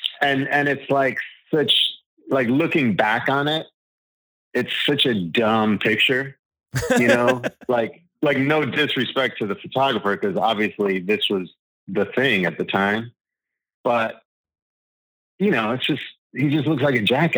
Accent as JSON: {"language": "English", "town": "Long Island", "region": "New York", "country": "United States", "tie": "born or raised there", "said": "You know, I grew up on Long Island, so it was like hair."}